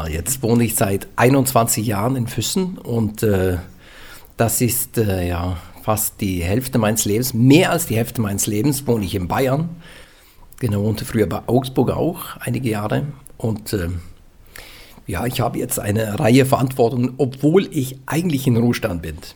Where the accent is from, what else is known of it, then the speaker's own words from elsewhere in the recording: central Norway, Norway; German is a second language; bei mir das wo ich herkomme, das ist wie in England. Kann man in England wohnen, kannst du in Mittelnorwegen wohnen.